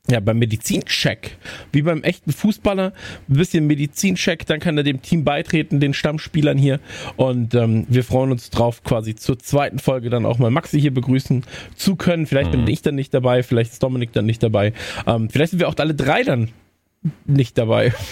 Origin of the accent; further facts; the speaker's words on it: Netherlands; German is a second language; Keine Kritik bitte. Ich bin Niederländer, ich darf das.